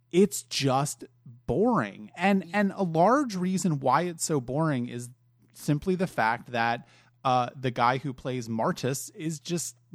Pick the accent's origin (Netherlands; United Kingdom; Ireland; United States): Ireland; I'm Irish. I can get away with it.